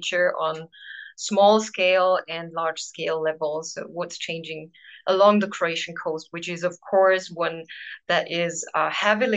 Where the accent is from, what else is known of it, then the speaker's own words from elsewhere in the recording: Austria; We're both from Austria, from different parts of Austria, north and south